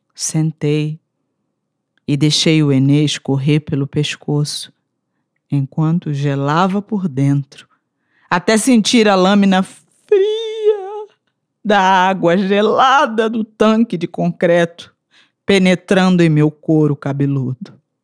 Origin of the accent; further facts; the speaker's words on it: Rio de Janeiro, Brazil; now in Brasília, Brazil; Sou carioca, vivo em Brasília